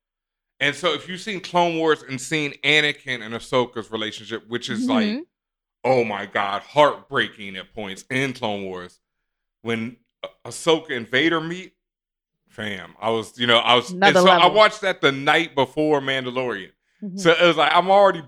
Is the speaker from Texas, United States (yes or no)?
yes; Houston, Texas, United States; also born or lived in Cheyenne, Wyoming; I was born in Cheyenne, Wyoming. My parents were in Cheyenne, Wyoming before we moved to Houston